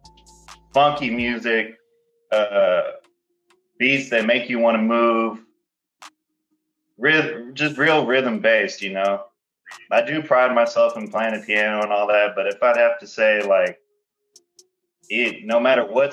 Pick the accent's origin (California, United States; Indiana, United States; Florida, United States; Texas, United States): Texas, United States; Houston; I'm from Houston, Texas